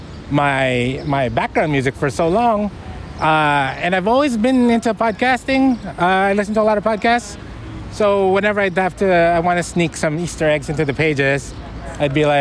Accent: Philippines; I'm from the Philippines

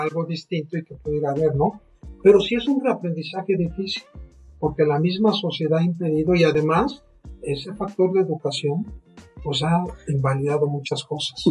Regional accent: Mexico; en nuestro país

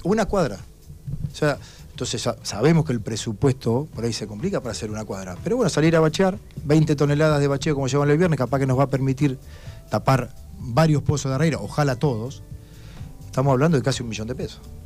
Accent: Darregueira, Buenos Aires Province, Argentina; also born or lived in Gascón; yo viví mucho tiempo en Gascón, pero yo nací en Darreira, yo nací en la clínica de Martino

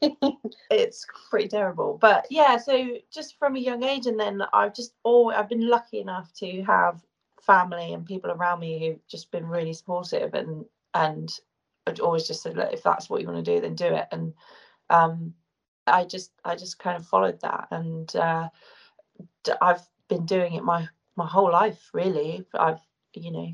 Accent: Cornwall, South West England, United Kingdom; also born or lived in Sussex / Surrey; now in United States; I'm originally from Cornwall. And but then I've been living in kind of Sussex, Surrey area for a long time.

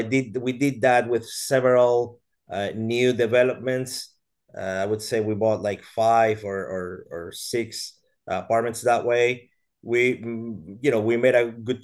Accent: Venezuela; moved away as an adult; also born or lived in Brazil; I am Venezuelan. I was born in Venezuela.

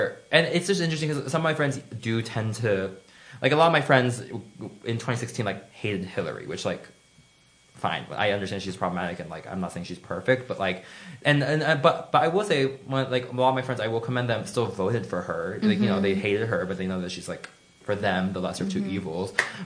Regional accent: Florida, United States; I am from Florida

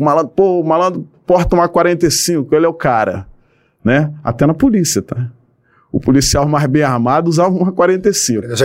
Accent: Rio de Janeiro, Brazil; eu nasci e me criei numa comunidade do Rio de Janeiro, né? É, aqui em Manguinhos

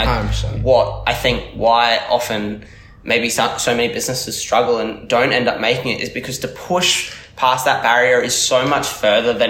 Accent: Australia; fellow Aussies

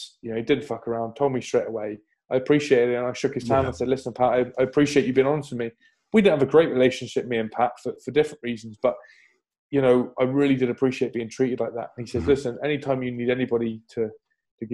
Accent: England, United Kingdom; moved away as an adult; also born or lived in Bristol; now in Vannes, France; I was only Irish qualified, even though I was born in England

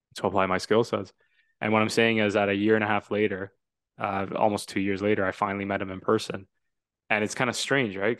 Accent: Toronto, Ontario, Canada; I'm from Toronto. Love Toronto. I was born there

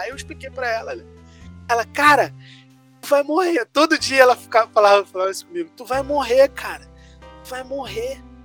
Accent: Brazil; A gente é do Brasil

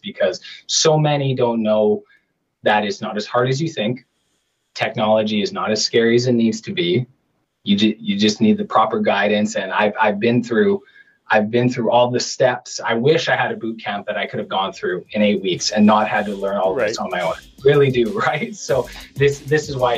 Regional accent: Canada

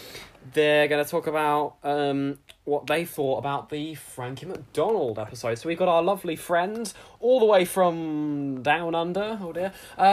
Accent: Australia; I'm obviously from Australia and you're not.

